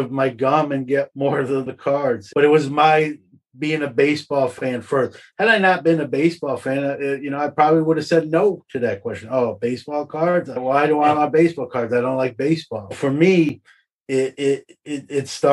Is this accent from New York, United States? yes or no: yes; New York City, New York, United States; I was growing up in Brooklyn